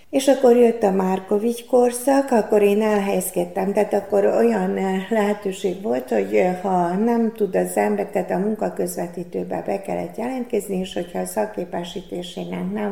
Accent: Senta, Vojvodina, Serbia; moved away as an adult; also born or lived in Szeged, Hungary; az Szentán végezze, magyar, magyar nyelven végeztem.

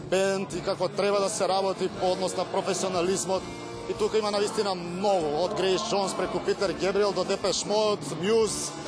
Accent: Kumanovo, North Macedonia; Ние сме бендки од Македонија, потоше од Куманово

